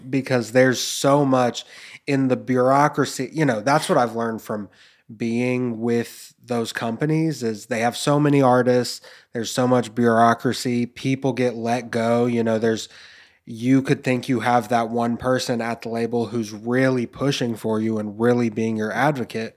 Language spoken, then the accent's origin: English; Memphis, Tennessee, United States; growing up in Memphis